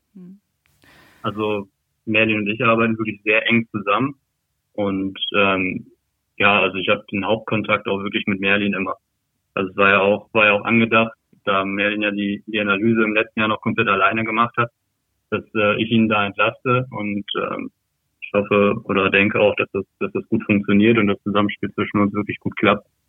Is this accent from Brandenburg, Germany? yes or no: no; Lotte, North Rhine-Westphalia, Germany; also born or lived in Berlin; bin ich in Lotte aufgewachsen und hatte immer einen sehr, sehr engen Bezug zu Osnabrück hier